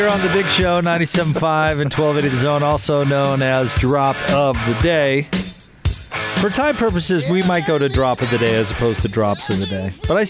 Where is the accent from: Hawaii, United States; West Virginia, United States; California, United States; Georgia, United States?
Hawaii, United States; I kind of like the Cubs too. Did you know I was from Hawaii?